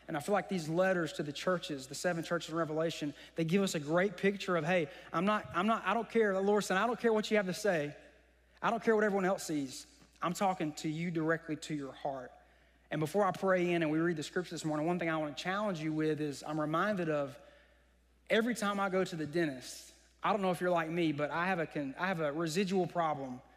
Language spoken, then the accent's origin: English; Vidalia, Georgia, United States; I'm from Vidalia, graduated in 2010.